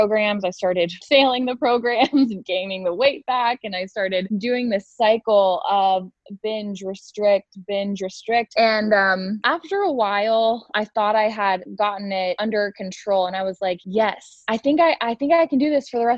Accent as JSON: {"language": "English", "town": "Columbus", "region": "Ohio", "country": "United States", "said": "I am 24 and I am from Columbus, Ohio."}